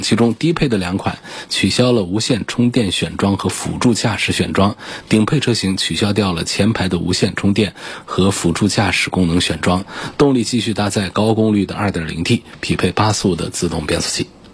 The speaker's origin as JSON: {"language": "Chinese", "region": "Hubei", "country": "China", "said": "作为一个湖北人"}